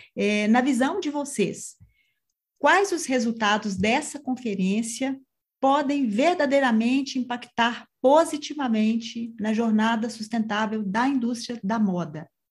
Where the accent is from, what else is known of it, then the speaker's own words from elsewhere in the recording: Minas Gerais, Brazil; como boa mineira